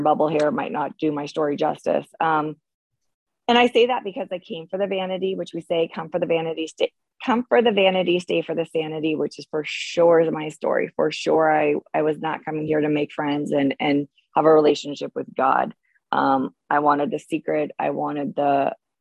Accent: Bay Area, California, United States; I grew up in the Bay Area

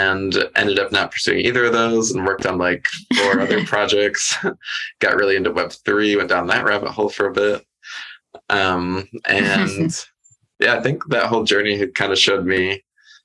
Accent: the Midwest of the United States, United States; I grew up in the Midwest of the United States

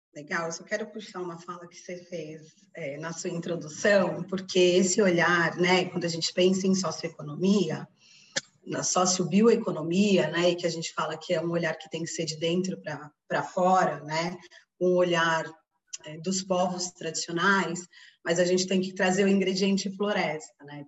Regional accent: São Paulo, Brazil; moved away as an adult; now in Belém, Brazil; Eu sou de São Paulo, mas moro em Belém já há 16 anos

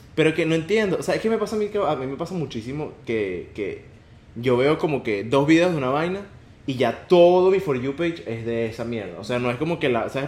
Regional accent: Venezuela; nosotros somos venezolanos

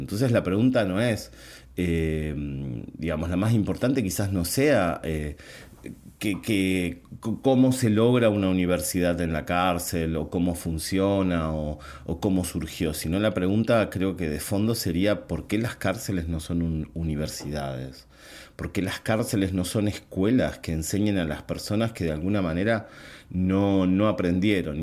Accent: Buenos Aires Province, Argentina; mi país, por lo menos en la provincia de Buenos Aires

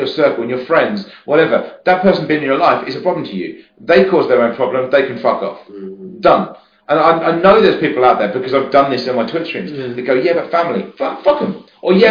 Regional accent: West Sussex, South East England, United Kingdom; moved away; I'm from West Sussex. So, but I moved away

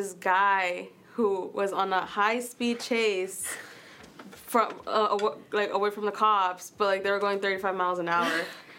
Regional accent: Charlotte, North Carolina, United States; moved away as an adult; now in Boone, United States; I am from Charlotte, North Carolina.

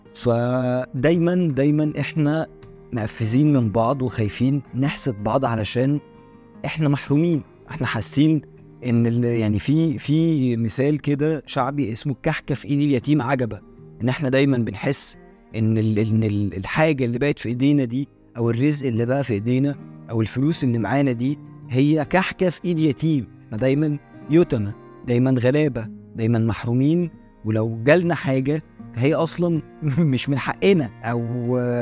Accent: Egypt; احنا كمصريين

